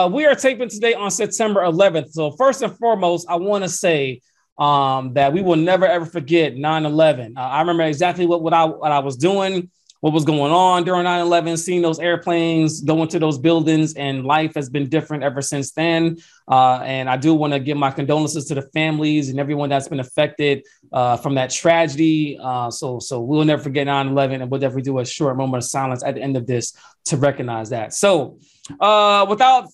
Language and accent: English; Atlanta, Georgia, United States; we are in Atlanta, Georgia, my hometown